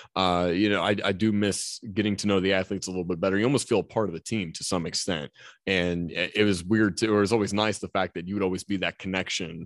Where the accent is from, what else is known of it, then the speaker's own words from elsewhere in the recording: Mannington, West Virginia, United States; I grew up in Mannington